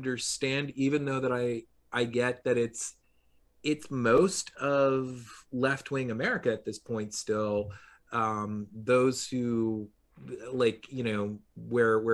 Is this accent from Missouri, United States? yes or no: no; Long Island, New York, United States; now in New York City, United States; I would commute into New York City from Long Island